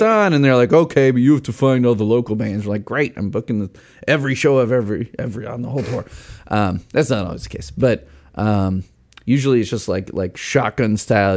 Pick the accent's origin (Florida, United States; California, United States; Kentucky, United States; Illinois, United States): Illinois, United States; Chicago; I'm from Chicago